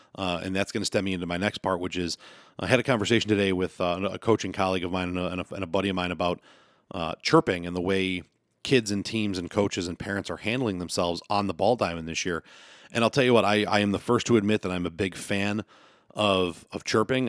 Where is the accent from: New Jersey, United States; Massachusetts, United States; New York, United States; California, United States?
New York, United States; Western; I'm gonna talk from the West New York area, uh, because that's where I'm from